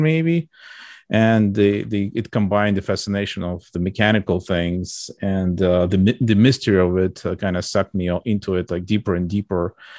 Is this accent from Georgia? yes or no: yes; Georgia; moved away; I was born in U S S R in, like, a, in a small republic, uh, of Georgia